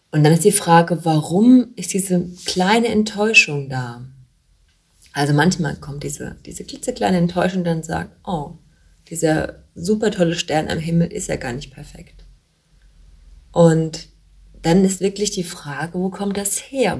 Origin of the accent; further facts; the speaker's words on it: Bavaria, Germany; bei uns in Bayern